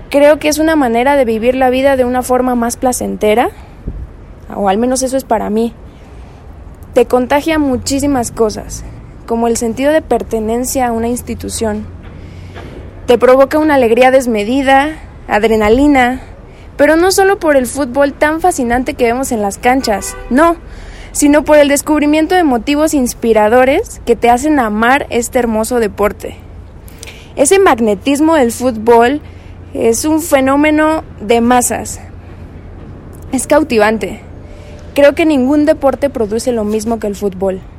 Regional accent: Mexico City, Mexico; soy de la Ciudad de México, curso el cuarto año de la licenciatura en médico cirujano

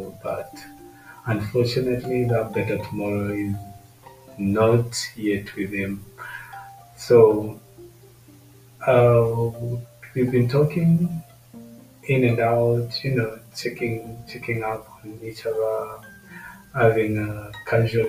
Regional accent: Kenya; from my home country, Kenya.

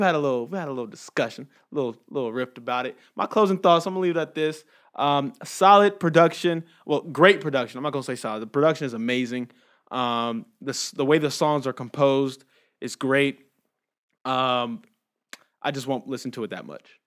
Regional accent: Inglewood, California, United States; now in Las Vegas, United States; growing up in Inglewood

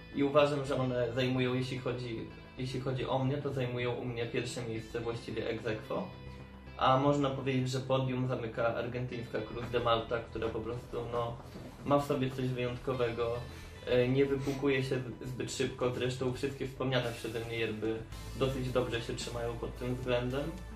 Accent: Tomaszów, Poland; moved away as an adult; now in Lublin, Poland; pochodzę ogólnie z Tomaszowa

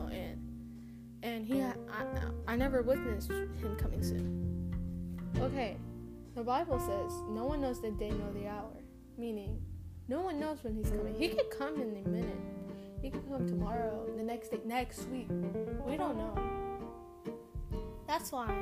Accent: United States; first language Spanish; English is a second language; I'm an American citizen, so I was born in America.

